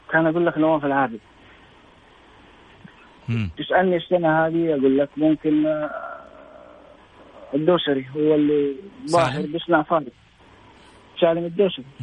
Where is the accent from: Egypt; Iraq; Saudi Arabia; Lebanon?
Saudi Arabia